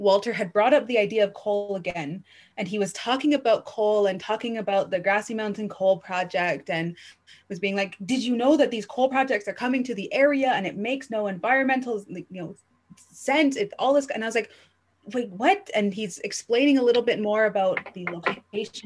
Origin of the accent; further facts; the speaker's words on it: Blood Reserve, Alberta, Canada; I come from the Blood Reserve, which is a member of the Six Gate to Be, or the Blackfoot Confederacy